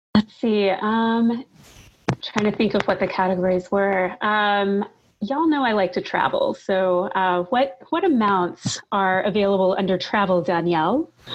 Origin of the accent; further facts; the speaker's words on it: Kentucky, United States; I'm from Kentucky